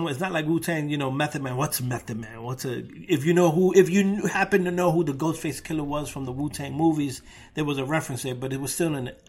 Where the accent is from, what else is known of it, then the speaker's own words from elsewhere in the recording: Brooklyn, New York, United States; gentrified Brooklyn though, like when I grew up before the gentrification.